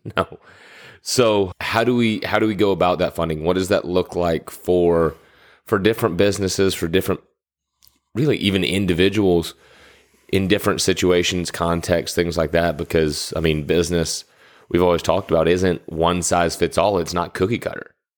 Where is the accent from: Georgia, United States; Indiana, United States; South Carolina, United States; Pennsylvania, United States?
Georgia, United States; Atlanta; growing up in Atlanta